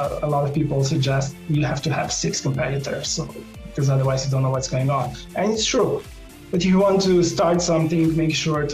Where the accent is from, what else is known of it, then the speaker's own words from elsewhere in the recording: Slovenia; I'm from Europe, so in small town and small country from Slovenia.